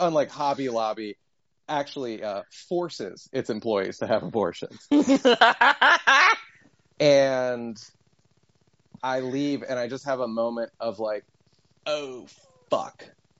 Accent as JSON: {"language": "English", "region": "Maryland", "country": "United States", "accent": "Western Maryland", "said": "yeah, my Western Maryland accent, and it's just him"}